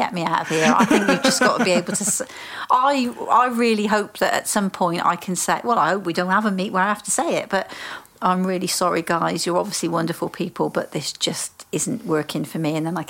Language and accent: English; United Kingdom; we're so British about everything